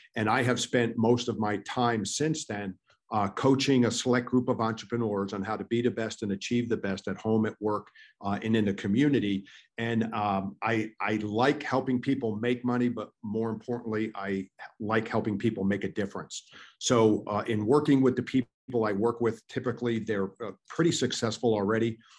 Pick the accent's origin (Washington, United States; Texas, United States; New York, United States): New York, United States; I grew up in in New York